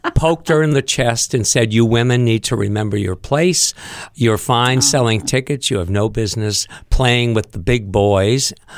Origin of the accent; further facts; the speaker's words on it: Concord, New Hampshire, United States; moved away as an adult; also born or lived in Hollywood; growing up in Concord